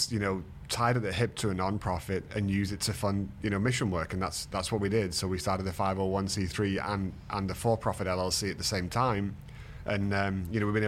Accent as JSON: {"language": "English", "town": "Manchester", "region": "North West England", "country": "United Kingdom", "moved": "as an adult", "lives_now": "Houston, United States", "said": "originally from Manchester in the UK"}